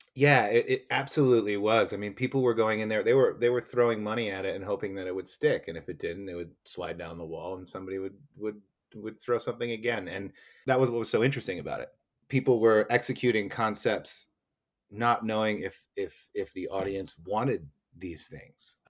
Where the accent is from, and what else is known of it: United States; born or raised there; moved away as an adult; also born or lived in Beijing, China / Shanghai, China / Bangkok, Thailand; now in Bozeman, United States